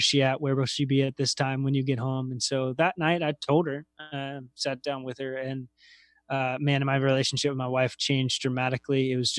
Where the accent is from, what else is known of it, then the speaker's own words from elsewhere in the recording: Roanoke, Virginia, United States; I was living in Lynchburg and working all over. So I'm from Roanoke, Virginia originally.